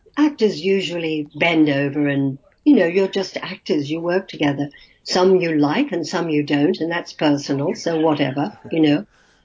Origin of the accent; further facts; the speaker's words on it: Australia; accent: Australian; So I ran home and I instantly rubbed out my Australian accent.